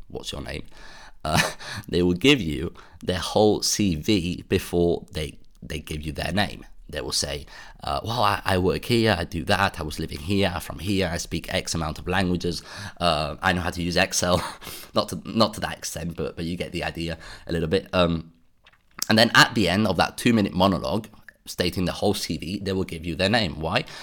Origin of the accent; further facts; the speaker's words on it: United Kingdom; now in Brussels, Belgium; being British myself